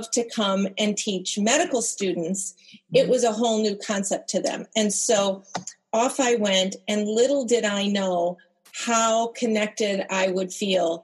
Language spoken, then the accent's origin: English; United States; as an American